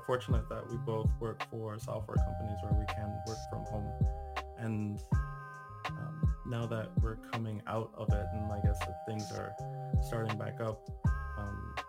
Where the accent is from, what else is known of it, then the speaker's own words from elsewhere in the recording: Jamaica; moved away; As a Jamaican national